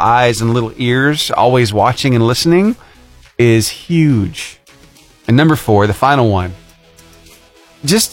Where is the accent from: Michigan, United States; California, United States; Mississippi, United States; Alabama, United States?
Alabama, United States; Cullman; I grew up in the Cullman area, right? I went to West Point School, kindergarten through 12th grade